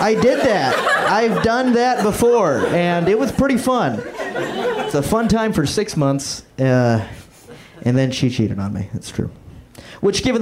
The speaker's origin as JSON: {"language": "English", "region": "Florida", "country": "United States", "tie": "born or raised there", "moved": "as an adult", "said": "I'm from Florida. That's where I grew up"}